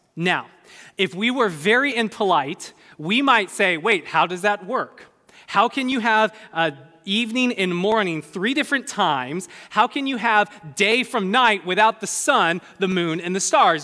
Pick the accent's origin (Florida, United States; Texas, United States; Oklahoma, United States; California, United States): California, United States; I'm a Californian.